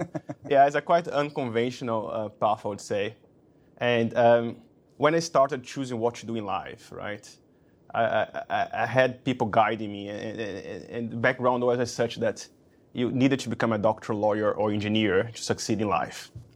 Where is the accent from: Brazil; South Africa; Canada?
Brazil; moved away as an adult; also born or lived in London; I came from Brazil. Moving to London was my first move abroad.